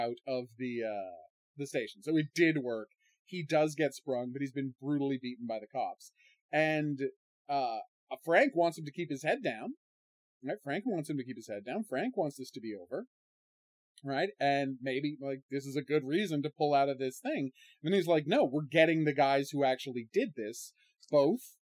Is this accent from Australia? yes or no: no; Ottawa, Ontario, Canada; how it was different growing up in Canada in the 80s than America in the 80s, specifically Ottawa